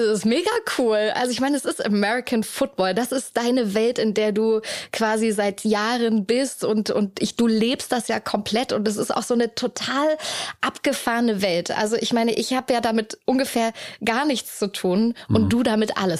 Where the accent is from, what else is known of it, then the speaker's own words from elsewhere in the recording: Hamburg, Germany; in meiner Heimatstadt